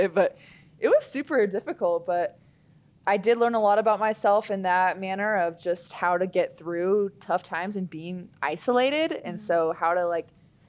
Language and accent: English; Portland, Oregon, United States; moved away as an adult; now in Albuquerque, United States; I'm from Portland, Oregon